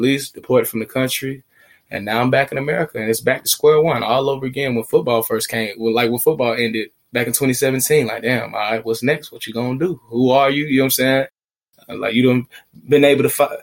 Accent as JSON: {"language": "English", "town": "Atlanta", "region": "Georgia", "country": "United States", "tie": "born or raised there", "also_born_or_lived": "Smyrna, Georgia", "said": "born and raised in Atlanta, Georgia"}